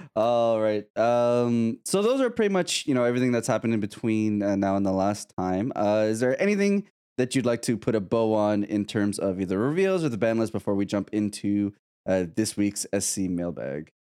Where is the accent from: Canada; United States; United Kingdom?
Canada; I'm Canadian